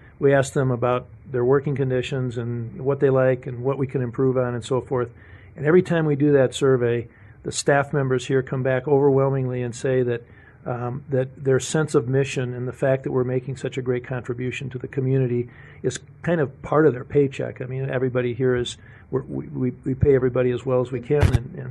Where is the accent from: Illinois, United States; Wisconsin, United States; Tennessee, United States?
Wisconsin, United States; Madison; moved away as an adult; now in Tucson, United States; I grew up in the state of Wisconsin